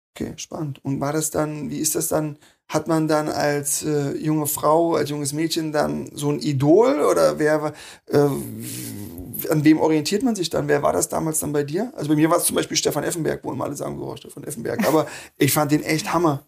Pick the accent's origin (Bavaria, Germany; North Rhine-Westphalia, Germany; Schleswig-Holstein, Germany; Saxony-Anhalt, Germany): Saxony-Anhalt, Germany; near Wernigerode; also born or lived in Wolfsburg; now in Berlin, Germany; Ich komme nicht aus der Nähe von Wernigerode